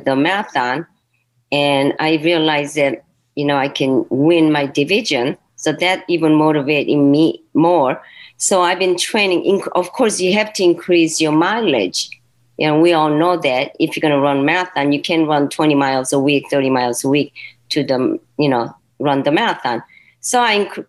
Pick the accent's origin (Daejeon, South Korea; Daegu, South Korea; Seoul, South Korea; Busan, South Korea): Seoul, South Korea; also born or lived in Naples; now in Cleveland, United States; I was born in Seoul, Korea